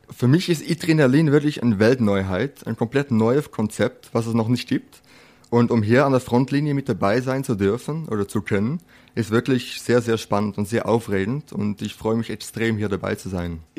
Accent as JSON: {"language": "German", "country": "Netherlands", "also_born_or_lived": "Switzerland", "lives_now": "Germany", "said": "ich bin geborener Holländer, äh, habe jetzt zehn Jahre in der Schweiz gewohnt und jetzt mittlerweile in Deutschland. Und ja, so ein Name kommt aus Holland."}